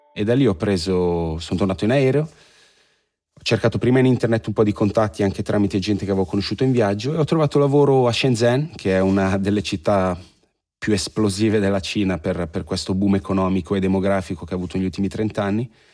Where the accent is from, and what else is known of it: Italy